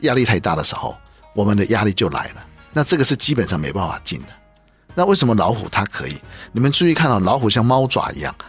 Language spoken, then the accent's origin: Chinese; China; 所以我们中国人尊敬虎是对的啊